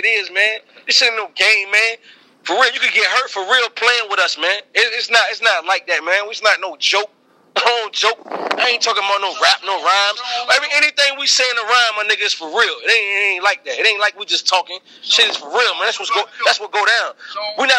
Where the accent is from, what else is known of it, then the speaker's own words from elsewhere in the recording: Portsmouth, Virginia, United States; I'm from Portsmouth